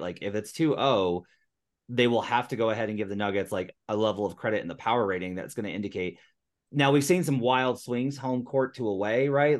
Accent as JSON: {"language": "English", "region": "Arkansas", "country": "United States", "said": "I'm I'm also from Arkansas"}